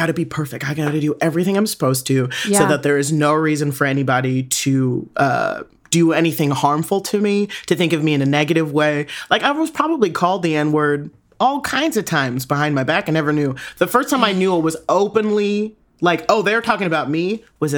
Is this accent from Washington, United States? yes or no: yes; Tacoma, Washington, United States; when I grew up in Tacoma, Washington